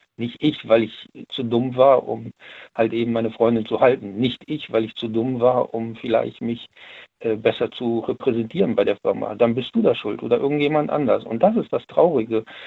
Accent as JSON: {"language": "German", "town": "Siegburg", "region": "North Rhine-Westphalia", "country": "Germany", "said": "ich komme ja aus NRW, ich komme ja aus Siegburg"}